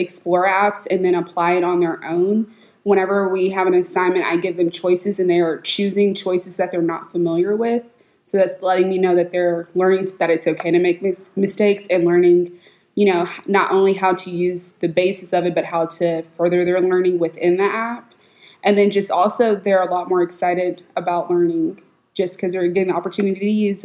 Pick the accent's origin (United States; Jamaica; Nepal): United States; Richardson, Texas; also born or lived in Dallas, Texas; I'm from Dallas, Texas. I grew up in Richardson ISD.